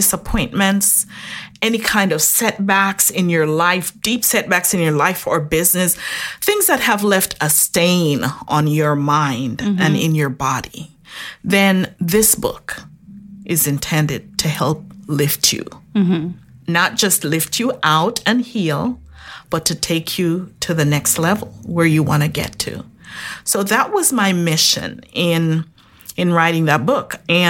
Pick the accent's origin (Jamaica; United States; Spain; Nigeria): Jamaica; Originally, yes. Jamaica.